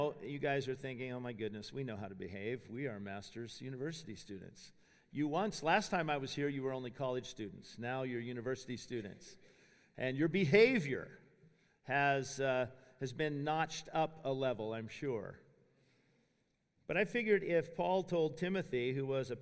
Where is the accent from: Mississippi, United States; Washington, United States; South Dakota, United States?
Washington, United States; Spokane; moved away as an adult; I grew up in Spokane, Washington, the son of a Baptist preacher